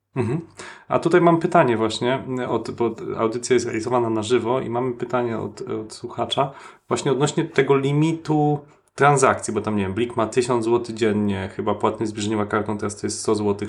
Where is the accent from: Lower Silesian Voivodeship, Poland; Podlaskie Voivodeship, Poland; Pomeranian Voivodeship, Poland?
Lower Silesian Voivodeship, Poland; Wrocław; ja się urodziłem e, na Krzykach